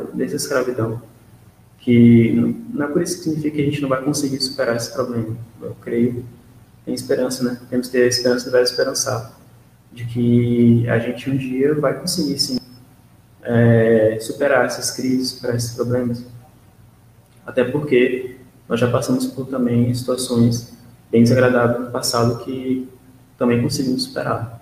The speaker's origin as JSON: {"language": "Portuguese", "country": "Brazil"}